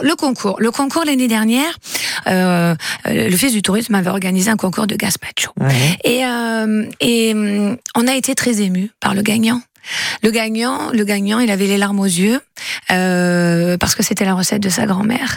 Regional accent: Fuveau, Provence-Alpes-Côte d'Azur, France; je suis de Fuveau

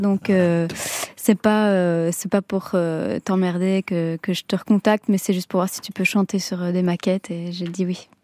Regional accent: France; accent: French; je suis quand même à moitié italienne et je chante dans un italien un peu euh, spécial, on va dire. Euh, je parle pas couramment. J'ai un accent euh, français

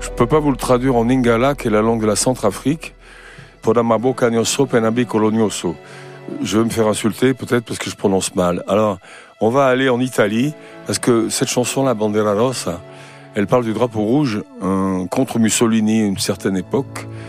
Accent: Saint-Étienne, Auvergne-Rhône-Alpes, France; chez moi à Saint-Étienne

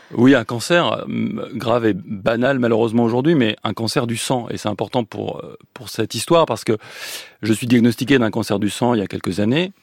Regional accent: Nancy, Grand Est, France; je suis né à Nancy

